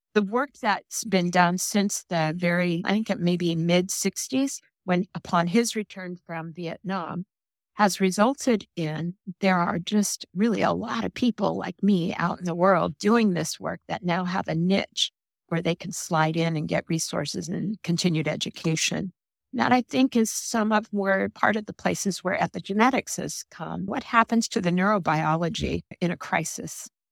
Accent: Oakland, California, United States; I was raised in East Oakland, California

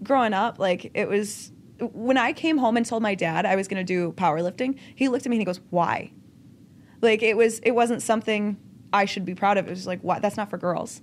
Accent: Lockport, Illinois, United States; accent: Chicago; I grew up in just outside, like, Chicago suburbs

